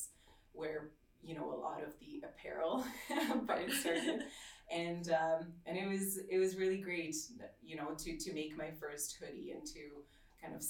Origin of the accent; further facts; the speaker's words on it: Slovakia; now in Canada; I grew up in Slovakia